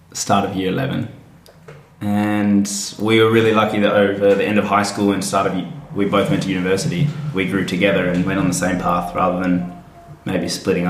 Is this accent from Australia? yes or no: yes; Fremantle, Western Australia, Australia; I grew up here in Fremantle